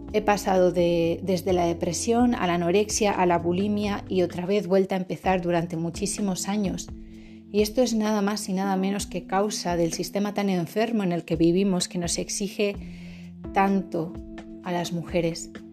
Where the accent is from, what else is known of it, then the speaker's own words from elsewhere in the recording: Basque Country, Spain; Yo provengo del País Vasco, de Euskadi